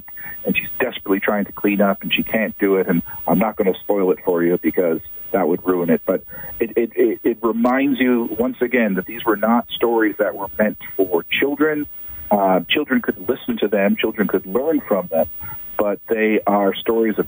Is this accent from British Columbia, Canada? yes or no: no; Ottawa, Ontario, Canada; I grew up in Ottawa